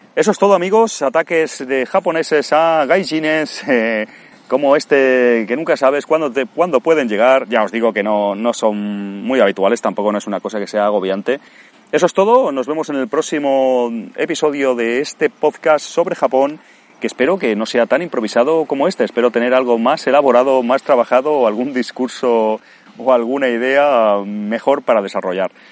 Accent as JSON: {"language": "Spanish", "country": "Spain", "moved": "yes"}